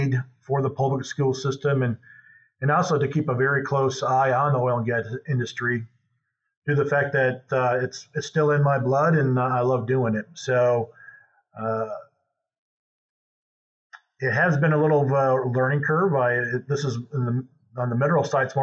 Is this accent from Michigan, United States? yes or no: yes; Michigan, United States; moved away as an adult; now in Oklahoma, United States; I'm originally from Michigan. So I came down to OSU for my master's in geology